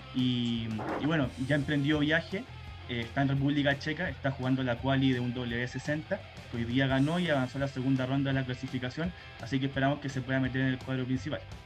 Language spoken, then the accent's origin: Spanish; Chile; como chileno